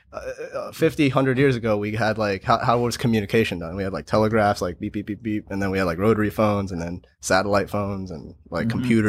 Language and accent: English; United States; I'm very proud to be an American.